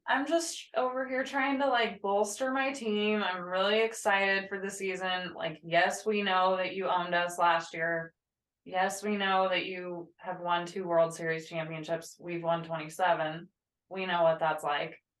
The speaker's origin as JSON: {"language": "English", "region": "Midwest", "country": "United States", "tie": "born or raised there", "said": "I grew up in the Midwest"}